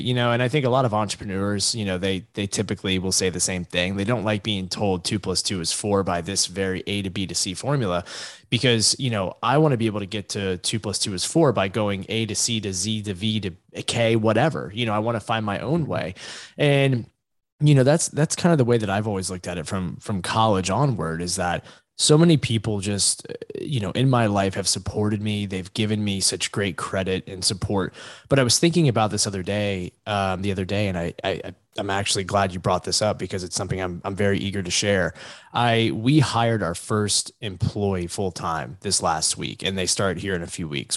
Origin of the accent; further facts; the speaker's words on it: Virginia Beach, Virginia, United States; now in Connecticut, United States; I'm originally from Southeast Virginia, uh, in the Virginia Beach area